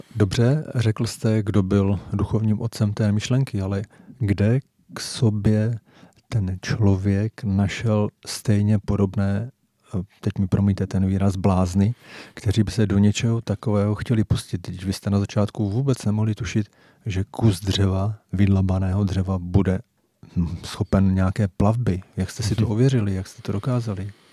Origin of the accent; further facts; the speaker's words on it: Jaroměř, Hradec Králové Region, Czechia; moved away; oba pocházíme z Jaroměře